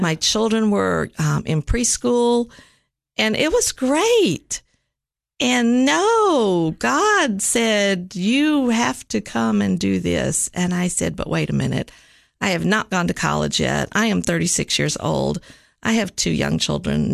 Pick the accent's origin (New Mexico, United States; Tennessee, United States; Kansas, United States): Tennessee, United States; Nashville; also born or lived in Richmond, Virginia; I grew up actually in Nashville